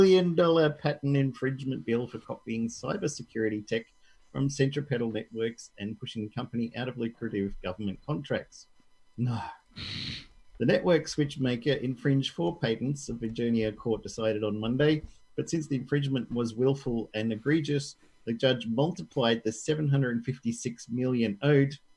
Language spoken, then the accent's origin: English; Barcelona, Catalonia, Spain; I come from Barcelona.